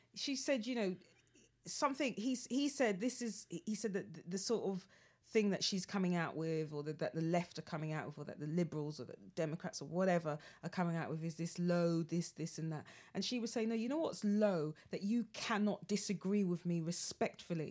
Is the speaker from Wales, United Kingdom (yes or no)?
no; London, United Kingdom; as a Londoner